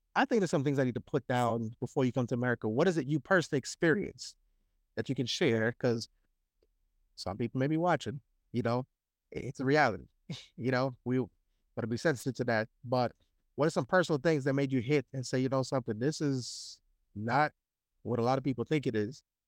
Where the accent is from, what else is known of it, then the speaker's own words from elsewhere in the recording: Brooklyn, New York, United States; I'm from Brooklyn